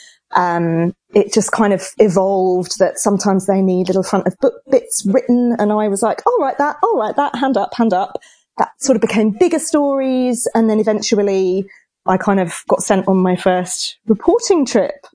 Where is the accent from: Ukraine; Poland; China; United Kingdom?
United Kingdom; England; now in Australia; I'm English